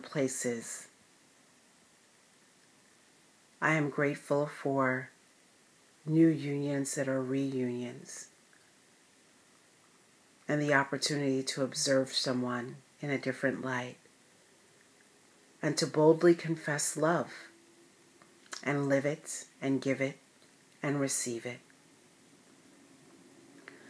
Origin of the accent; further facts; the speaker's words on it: United States; for being an American